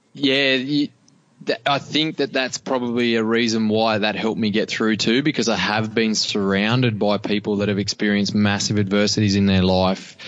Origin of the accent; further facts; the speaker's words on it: Cobar, New South Wales, Australia; I grew up in Cobar in and small community